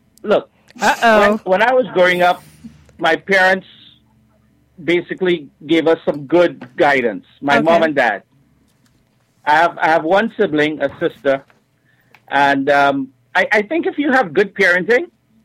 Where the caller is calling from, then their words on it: Trinidad & Tobago; I'm calling from Trinidad, my dear.